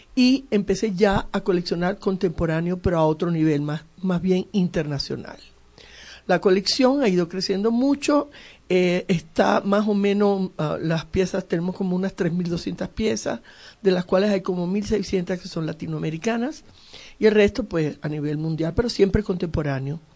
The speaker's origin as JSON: {"language": "Spanish", "country": "Venezuela", "tie": "born or raised there", "also_born_or_lived": "Cuba", "said": "Nací en Cuba y me fui a Venezuela desde muy niña."}